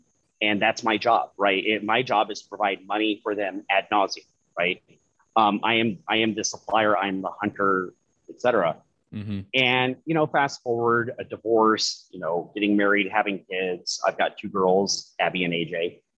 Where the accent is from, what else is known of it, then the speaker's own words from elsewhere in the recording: Alaska, United States; given my history growing up in Alaska and everything